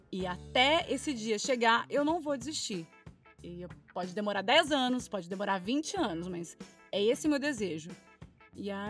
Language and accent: Portuguese; Minas Gerais, Brazil; Eu falei, cara, eu vim de Minas.